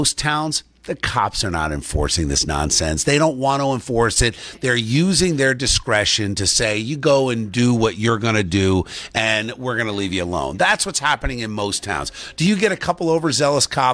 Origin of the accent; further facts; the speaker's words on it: New Jersey, United States; growing up in Jersey